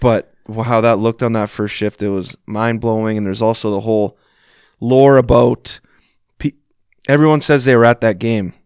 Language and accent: English; Vancouver, British Columbia, Canada; I'm from Vancouver